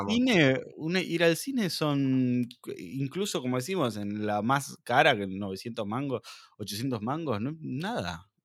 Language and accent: Spanish; Argentina; como argentinos y como latinoamericanos